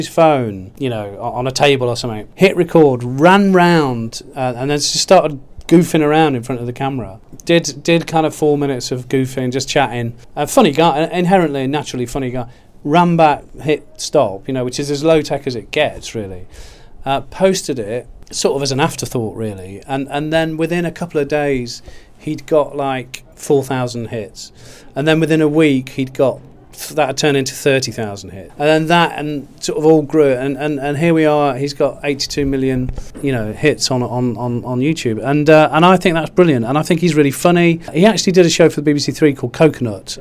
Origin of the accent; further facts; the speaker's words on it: Derby, East Midlands, United Kingdom; moved away as an adult; also born or lived in Manchester; Derby County Football Club, which is my hometown